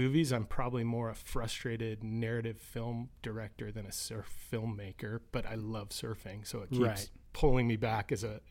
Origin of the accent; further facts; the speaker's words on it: Los Angeles, California, United States; I grew up in Los Angeles.